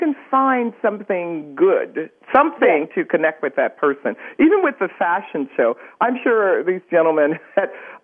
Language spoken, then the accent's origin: English; upstate New York, United States; moved away as an adult; now in New Jersey, United States; I grew up in upstate New York